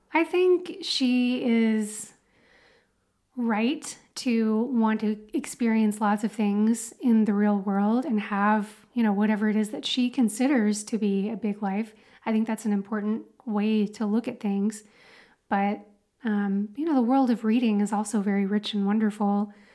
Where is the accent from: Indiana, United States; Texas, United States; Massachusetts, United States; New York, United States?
Texas, United States; Dallas; moved away; I grew up in Dallas, Texas